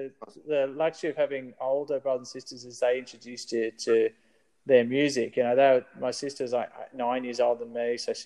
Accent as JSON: {"language": "English", "country": "Australia", "said": "we're just Australian"}